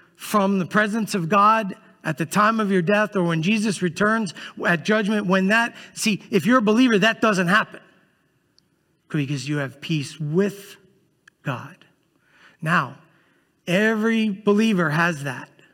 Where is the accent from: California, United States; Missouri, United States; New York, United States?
New York, United States; New York City; moved away; I grew up in Brooklyn, New York